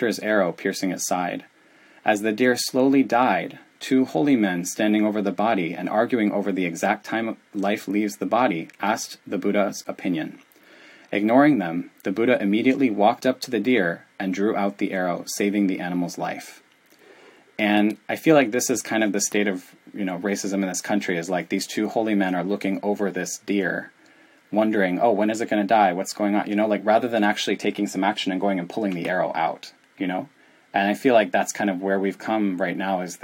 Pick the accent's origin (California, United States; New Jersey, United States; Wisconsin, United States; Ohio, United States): Wisconsin, United States; Milwaukee; now in Chicago, United States; I grew up in Milwaukee, Wisconsin